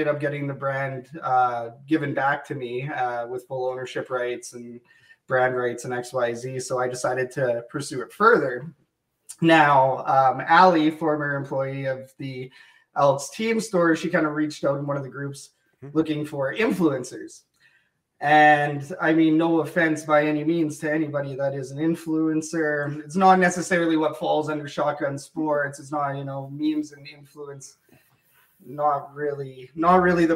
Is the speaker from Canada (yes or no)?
yes; Fort McMurray, Alberta, Canada; now in Edmonton, Canada; I'm from Fort McMurray